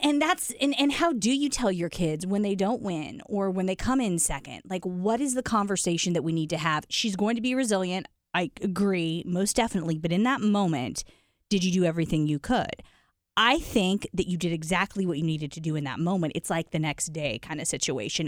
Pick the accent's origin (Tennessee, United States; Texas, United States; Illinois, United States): Illinois, United States; Decatur; my small town of only about eighty-five thousand people, um, Decatur